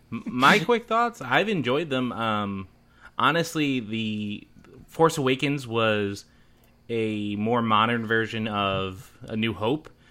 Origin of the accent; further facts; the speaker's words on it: Philadelphia, Pennsylvania, United States; now in Chicago, United States; I'm from Philadelphia originally